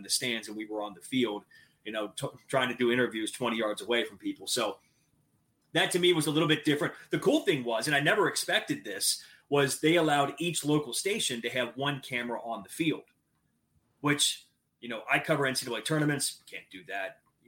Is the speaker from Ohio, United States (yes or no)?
yes; Cincinnati, Ohio, United States; I'm from Cincinnati, grew up a Bengals fan.